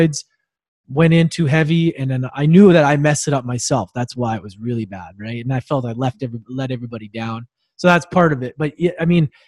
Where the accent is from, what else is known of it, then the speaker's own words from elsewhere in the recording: Edmonton, Alberta, Canada; I was born in Edmonton, which is like a freezing cold place in Canada.